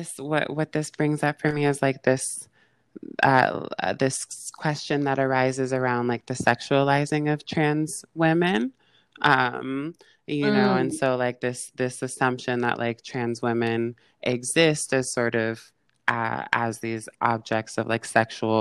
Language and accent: English; San Francisco, California, United States; moved away as an adult; now in Los Angeles, United States; I born and raised in San Francisco and grew up all over the Bay Area.